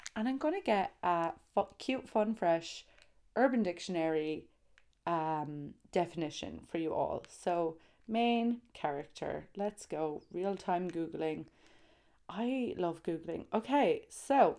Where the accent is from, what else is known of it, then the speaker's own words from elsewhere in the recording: Tralee, Munster, Ireland; Tralee, County Kerry